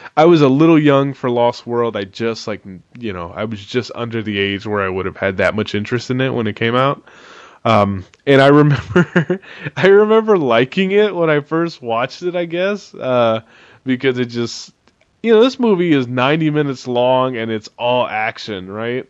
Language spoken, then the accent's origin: English; San Francisco Bay Area, California, United States; we're from the Bay Area